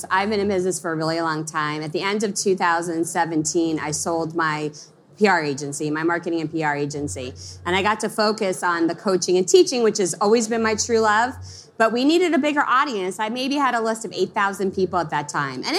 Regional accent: Long Island, New York, United States; I grew up in Long Island, and when I started my company, I lived in a small town of Pennsylvania

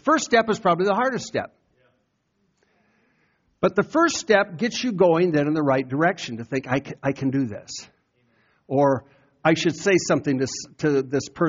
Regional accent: Iowa, United States; moved away; go back to Iowa and testify to my hometown how I got saved

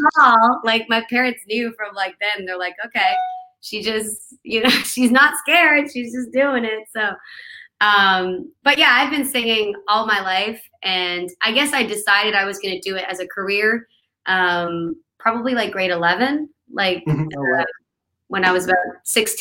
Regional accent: New Brunswick, Canada; moved away as an adult; also born or lived in Los Angeles, United States; now in Nashville, United States; I'm originally from Canada. I'm from New Brunswick, Canada.

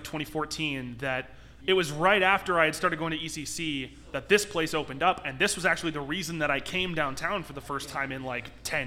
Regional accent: South Elgin, Illinois, United States; also born or lived in Aurora, Illinois; I'm from South Elgin, technically

